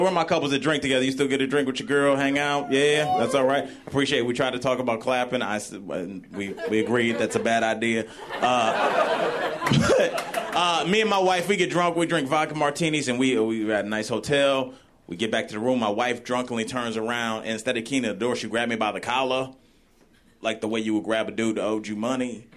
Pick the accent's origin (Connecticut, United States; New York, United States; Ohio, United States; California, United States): Ohio, United States; Cleveland; I'm from Ohio, uh, born and raised in Cleveland